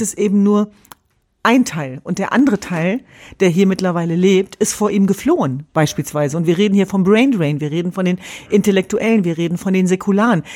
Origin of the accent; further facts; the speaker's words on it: Germany; als Jesidin oder Kurdin antworten, sondern als Deutsche und Europäerin